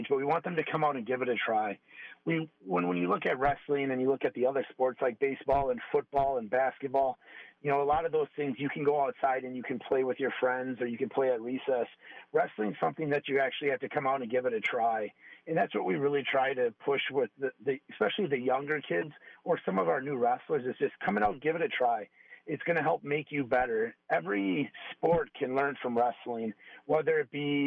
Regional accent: Milwaukee, Wisconsin, United States; I'm originally from Milwaukee. My dad was a Milwaukee firefighter, so I grew up on the northwest side of Milwaukee

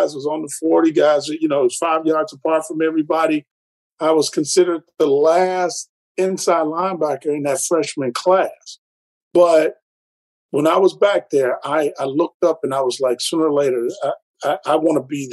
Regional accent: Detroit, Michigan, United States; I'm born and raised in Detroit

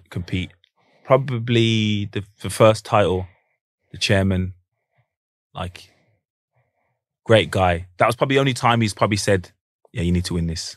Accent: Manchester, North West England, United Kingdom; we're from Manchester

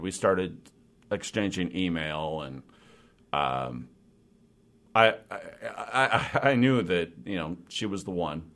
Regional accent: Olympic Peninsula, Washington, United States; moved away as an adult; also born or lived in Port Townsend / Forks / Sequim; now in Seattle, United States; I grew up on the Olymp-, Olympic Peninsula

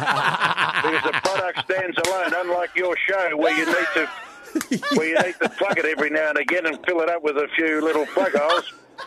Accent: Australia; I do deliver a sermon about being Australian.

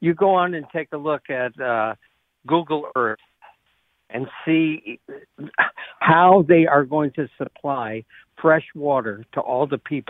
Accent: Jacksonville, Florida, United States; moved away as an adult; now in Roxbury, United States; I grew up in Florida in the late 60s. I graduated in Jacksonville from Robert E. Lee High School.

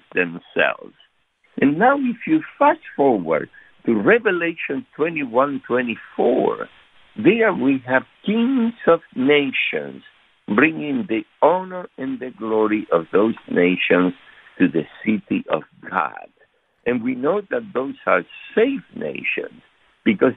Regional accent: Argentina; moved away; we are from Argentina originally

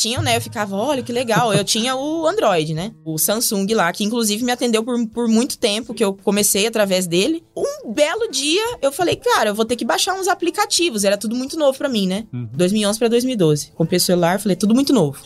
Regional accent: Mato Grosso, Brazil; also born or lived in Agudos, São Paulo; vim pro Mato Grosso quando pequena, né? Com seis anos.

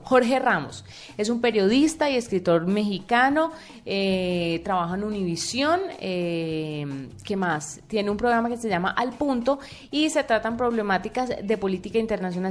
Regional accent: Colombia; siendo uno colombiano

